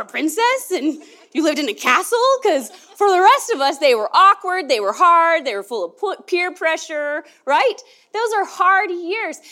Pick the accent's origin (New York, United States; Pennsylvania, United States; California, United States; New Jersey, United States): California, United States; Merced; now in Oregon, United States; I was born in, in Merced, California.